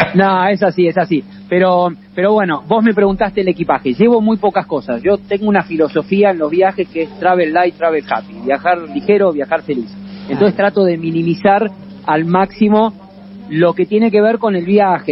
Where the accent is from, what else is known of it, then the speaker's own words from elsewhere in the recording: Argentina; de Argentina